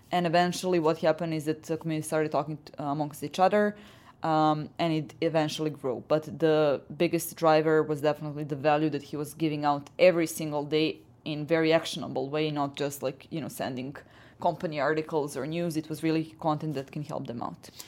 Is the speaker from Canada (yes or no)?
no; Serbia; I come from Serbia